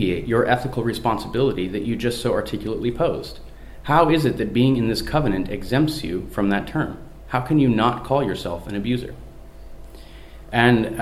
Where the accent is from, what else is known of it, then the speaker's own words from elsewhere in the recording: Seattle, Washington, United States; moved away as an adult; now in Europe; my hometown of Seattle